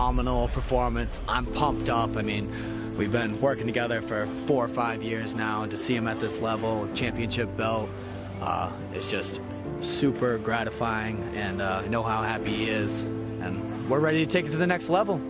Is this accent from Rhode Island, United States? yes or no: yes; Providence, Rhode Island, United States; I'm from Providence. That's how I talk.